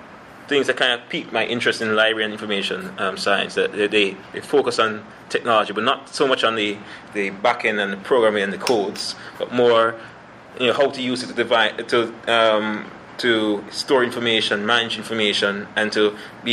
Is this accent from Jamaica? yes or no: yes; Kingston, Jamaica; moved away as an adult; now in London, Canada; I'm from the Kingston, Jamaica, where I did my master's degree in library and information studies.